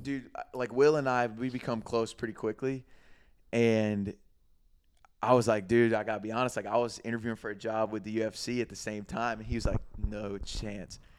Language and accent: English; Greenville, South Carolina, United States; moved away as an adult; also born or lived in Florida; my hometown, Greenville